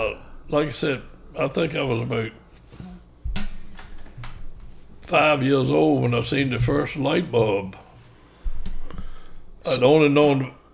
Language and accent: English; Richmond, Virginia, United States; also born or lived in Buckingham, Virginia; I was born in Buckingham and grew up in the city of Richmond.